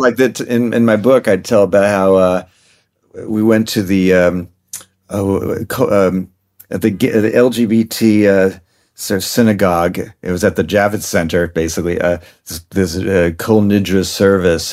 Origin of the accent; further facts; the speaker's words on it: New York City, New York, United States; I grew up in New York City